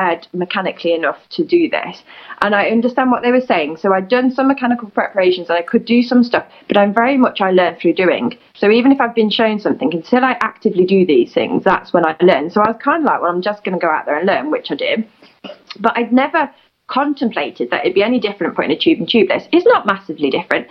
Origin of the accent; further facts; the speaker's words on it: United Kingdom; I'm in the UK, which is my home country